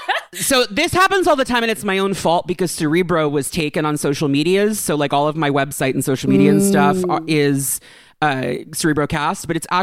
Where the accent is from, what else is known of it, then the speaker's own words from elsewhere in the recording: New York, United States; I'm from New York.